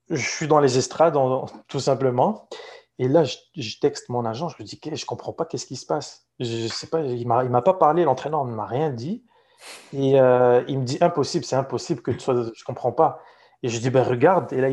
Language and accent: French; Morocco; Et c'est l'équipe de la ville où j'ai grandi, où je suis né au Maroc.